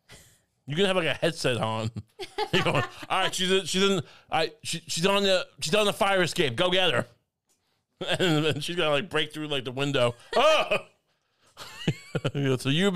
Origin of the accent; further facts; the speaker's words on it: Singapore; also born or lived in China; No, I'm from Singapore. Right. But you lived in China. Yeah, I did.